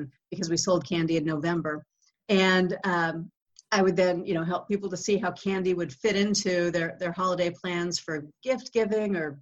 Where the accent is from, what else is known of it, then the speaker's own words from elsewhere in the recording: Kansas City, United States; I spent 16 years at the Kansas City Star. That was my hometown big city newspaper.